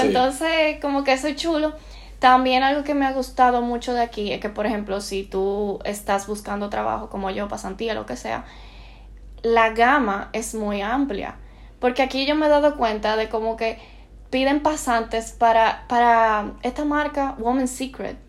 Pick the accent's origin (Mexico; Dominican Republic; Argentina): Dominican Republic; Santo Domingo; moved away as an adult; now in Barcelona, Spain